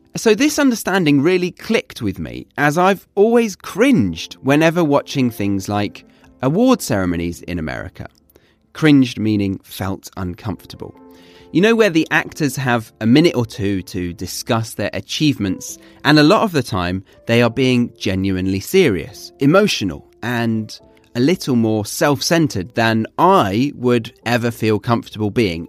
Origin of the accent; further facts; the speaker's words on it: the south of England, United Kingdom; moved away as an adult; having grown up as a Brit in the south of England, and then in 2013, at the age of 23, I decided to do a spot of globetrotting